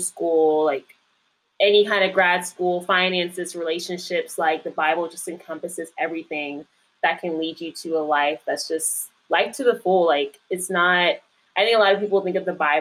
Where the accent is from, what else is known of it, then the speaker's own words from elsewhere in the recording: Indian Trail, North Carolina, United States; moved away as an adult; now in Washington, D.C., United States; raised more so in Indian Trail, North Carolina, for the second half of my life